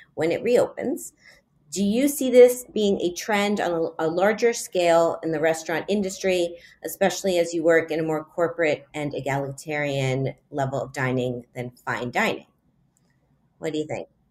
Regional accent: Miami, Florida, United States; now in New York, United States; Miami's my hometown

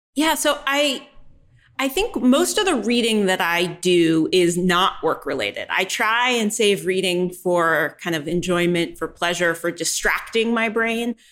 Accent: New York, United States; now in Austin, United States; I live in Texas, but I'm originally born and raised in New York

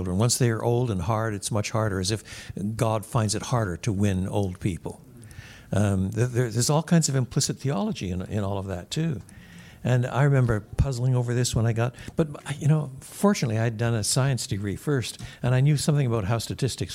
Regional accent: Quebec, Canada; I was brought up in the French-speaking world

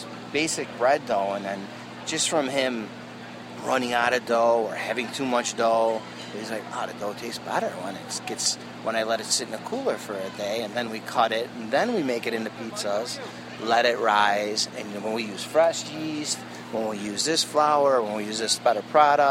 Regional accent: Chicago, Illinois, United States; born or raised there

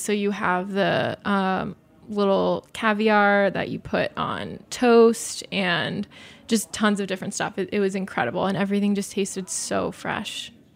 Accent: Southwest, United States; growing up in the Southwest, we always had avocado, beans, tomatoes

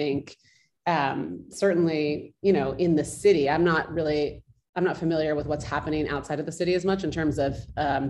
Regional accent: California, United States; now in New York, United States; I grew up in California

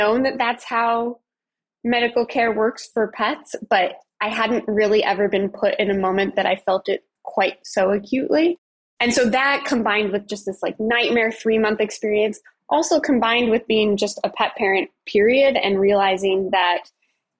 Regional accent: Colorado, United States; I am from Colorado, and I grew up with cats and dogs

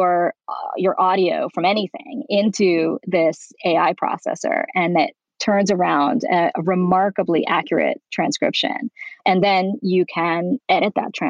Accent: New York, United States; moved away as an adult; now in Beverly Hills, United States; I'm originally from New York

